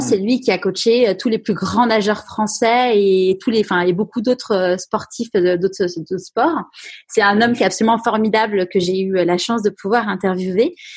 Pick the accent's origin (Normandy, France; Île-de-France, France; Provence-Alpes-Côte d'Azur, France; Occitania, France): Île-de-France, France; Paris; j'ai grandi à Paris